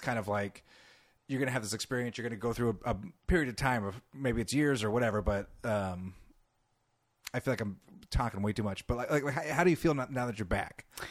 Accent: California, United States; accent: California; I'm from California

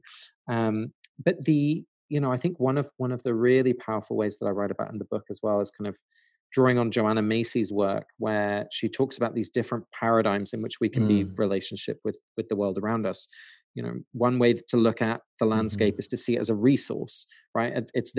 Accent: England, United Kingdom; now in United States; my parents are Dutch. I was born and raised in England. So I always had that kind of split of two homelands. And then now I live in America.

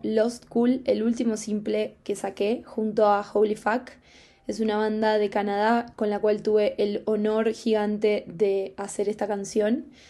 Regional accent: Argentina; soy música de Argentina

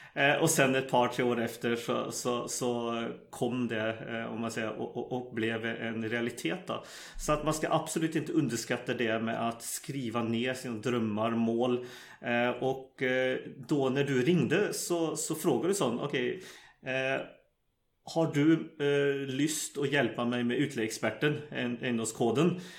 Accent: Sweden; moved away as an adult; now in Norway; jag växte upp i Sverige

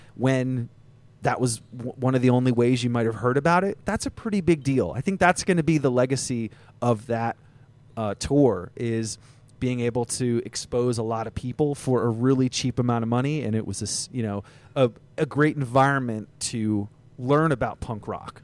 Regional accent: Vermont, United States; I grew up in Vermont

